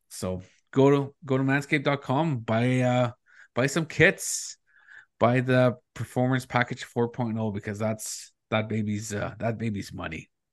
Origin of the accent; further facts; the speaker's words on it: Northern Ontario, Canada; moved away; growing up in Northern Ontario